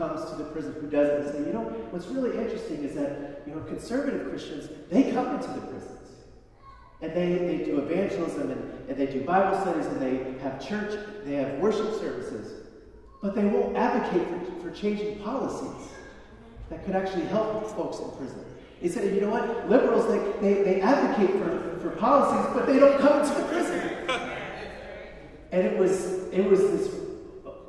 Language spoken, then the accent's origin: English; Chicago, Illinois, United States; I'm from Chicago